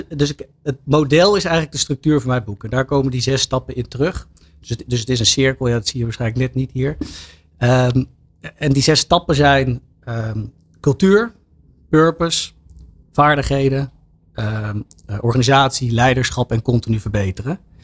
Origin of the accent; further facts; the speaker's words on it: Laren, North Holland, Netherlands; ik kom uit Laren, hier om de hoek